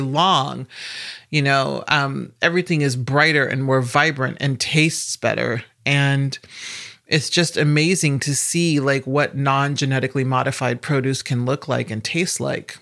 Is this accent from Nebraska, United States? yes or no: yes; Omaha, Nebraska, United States; I'm also from Omaha, Nebraska.